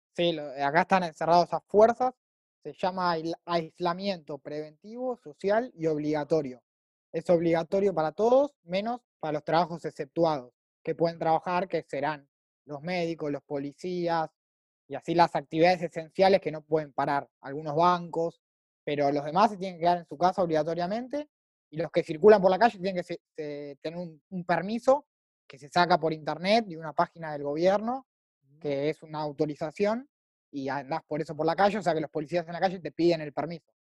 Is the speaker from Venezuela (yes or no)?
no; Argentina; also born or lived in Madrid; argentino, 24 años, vivo en Buenos Aires